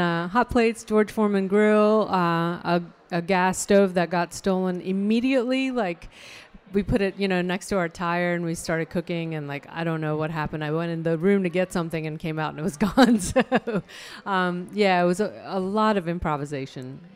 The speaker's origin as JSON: {"language": "English", "region": "Chandigarh", "country": "India", "tie": "born or raised there", "moved": "yes", "lives_now": "Raleigh, United States", "said": "the hometown that I grew up in in India is uh, Chandigarh"}